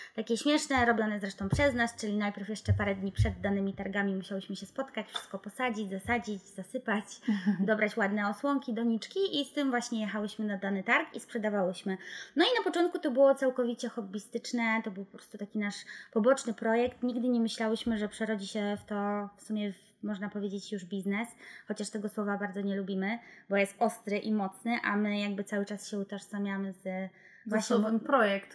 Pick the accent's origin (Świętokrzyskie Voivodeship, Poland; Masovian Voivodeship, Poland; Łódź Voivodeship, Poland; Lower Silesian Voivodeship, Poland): Lower Silesian Voivodeship, Poland; Wrocław; wywodzimy się z Wrocławia